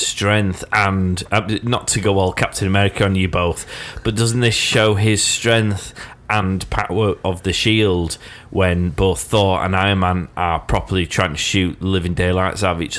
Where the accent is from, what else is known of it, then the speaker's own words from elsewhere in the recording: United Kingdom; We're great, because we're British.